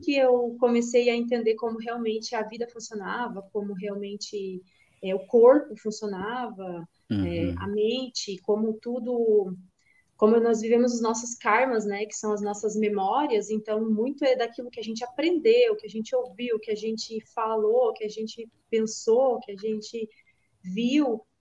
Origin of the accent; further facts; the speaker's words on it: Canoinhas, Santa Catarina, Brazil; now in Criciúma, Brazil; apesar de atualmente eu estar morando em Criciúma, mas eu sou natural de Canoinhas, que é o norte do estado.